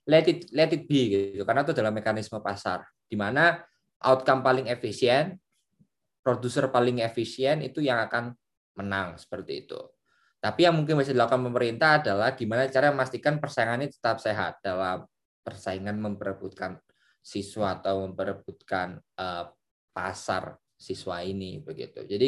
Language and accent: Indonesian; Surabaya, East Java, Indonesia; saya dari Surabaya di Surabaya itu ada sekolah favorit sekolah favorit Big Four lah sekolah komplek namanya